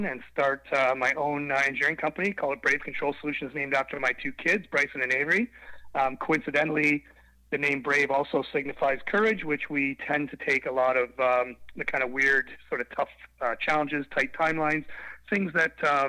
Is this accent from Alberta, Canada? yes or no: no; southwestern Ontario, Canada; I'm a Canadian, grew up in southwestern Ontario on a small farm